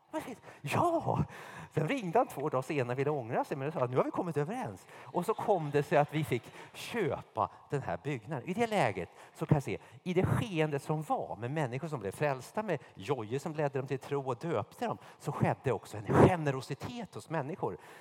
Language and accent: Swedish; Sweden; also born or lived in United States / Märsta; alla av oss var så här medelklass-svenskar